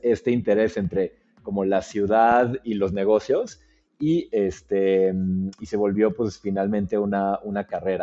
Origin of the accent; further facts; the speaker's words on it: Mexico City, Mexico; moved away as an adult; yo soy del DF